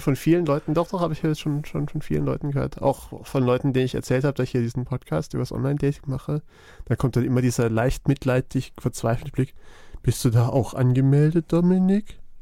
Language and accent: German; Black Forest, Baden-Württemberg, Germany; Ich bin ja, ich komme ja aus dem Schwarzwald, vom Land.